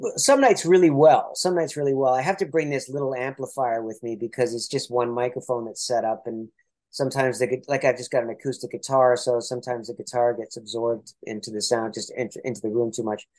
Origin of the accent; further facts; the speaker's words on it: Toronto, Ontario, Canada; I'm from Toronto